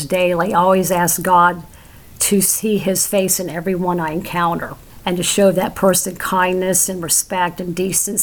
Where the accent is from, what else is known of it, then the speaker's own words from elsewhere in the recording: Florida, United States; also born or lived in Sanford, Florida / Tallahassee, Florida; I am a native Floridian. You don't meet too many of us. I was born in Sanford and moved to Tallahassee when I was 10